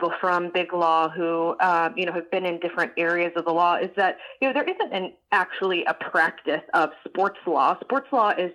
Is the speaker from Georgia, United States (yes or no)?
yes; Atlanta, Georgia, United States; also born or lived in Gainesville, Florida; I grew up right outside of Atlanta.